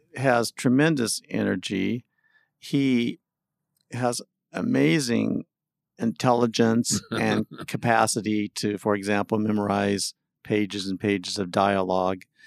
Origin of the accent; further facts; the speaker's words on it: Mount Baldy, California, United States; growing up in Mount Baldy Village